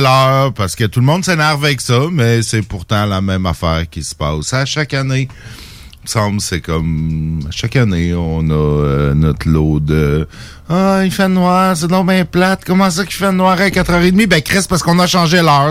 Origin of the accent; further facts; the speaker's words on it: Saint-Jérôme, Quebec, Canada; mon patelin natal de Saint-Jérôme